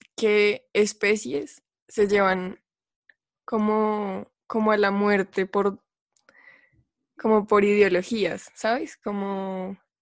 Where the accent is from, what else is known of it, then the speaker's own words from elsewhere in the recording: Colombia; Colombia, que es de donde vengo